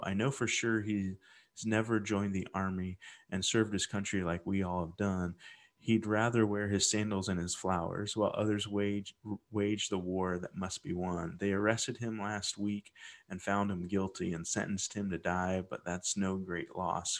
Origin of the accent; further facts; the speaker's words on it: Midwest, United States; growing up in the Midwest